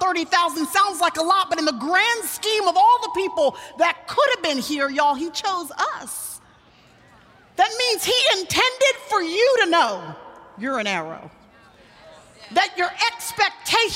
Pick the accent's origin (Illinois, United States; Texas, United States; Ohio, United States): Texas, United States; Dallas; in Dallas, Texas, which is where I still live, and where I was born and raised